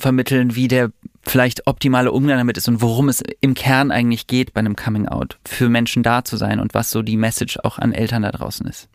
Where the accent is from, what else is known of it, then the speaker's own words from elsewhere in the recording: Düsseldorf, North Rhine-Westphalia, Germany; ich bin in Düsseldorf groß geworden